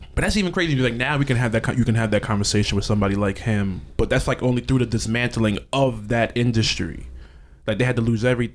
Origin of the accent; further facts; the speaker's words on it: New York City, New York, United States; we're from Brooklyn